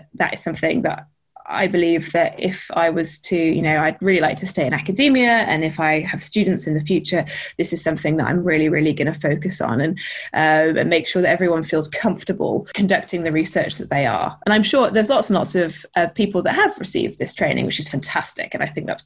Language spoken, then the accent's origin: English; Lake District, North West England, United Kingdom; I grew up in the Lake District